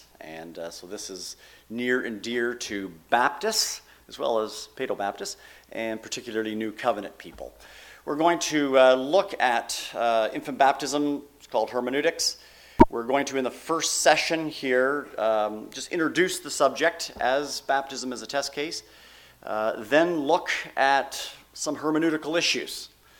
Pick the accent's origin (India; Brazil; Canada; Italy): Canada; now in United States; When I came down from Canada, it was spelt C-H-I-L-I, and I thought it was North Chile.